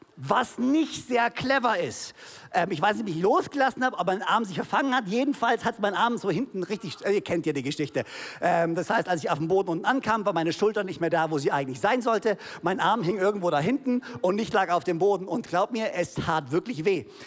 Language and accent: German; Konstanz, Baden-Württemberg, Germany; also born or lived in Ludwigsburg; ich bin hier in Konstanz oder Zell groß geworden